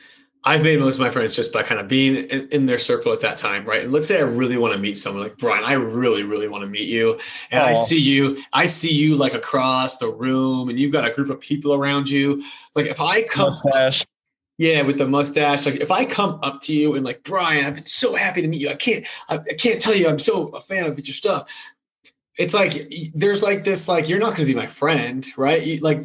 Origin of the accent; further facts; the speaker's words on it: New England, United States; I grew up in New England. So I know you hate him. I know you're still hurting.